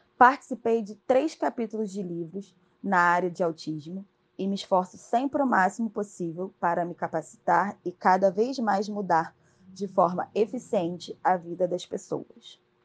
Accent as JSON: {"language": "Portuguese", "region": "Rio de Janeiro", "country": "Brazil", "tie": "born or raised there", "said": "Criada no subúrbio de Madureira, cresci fazendo as atividades no SESC"}